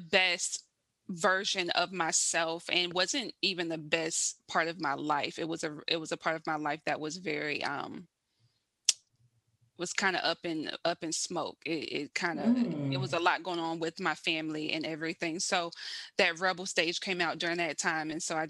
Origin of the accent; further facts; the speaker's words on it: South Carolina, United States; now in Baltimore, United States; I'm from South Carolina, originally born and raised. I am like a true Southern girl.